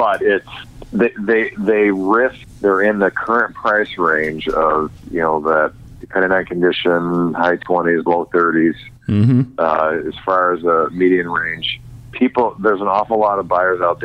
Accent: Illinois, United States; my hometown in Illinois

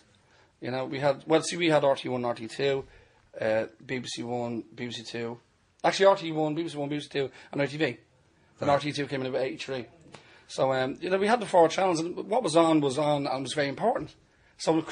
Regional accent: Dublin, Leinster, Ireland; I'm from Drimna in Dublin.

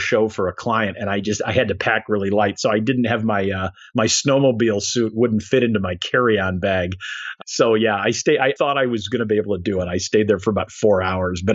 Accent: Chicago, Illinois, United States; moved away; Chicago, my hometown

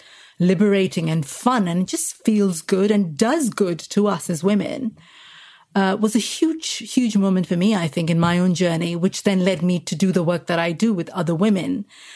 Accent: India; moved away; I lived in India, so I grew up in India, spent most of my life there

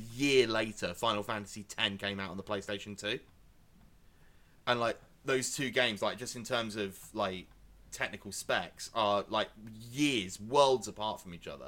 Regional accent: Essex, East of England, United Kingdom; I am from Essex

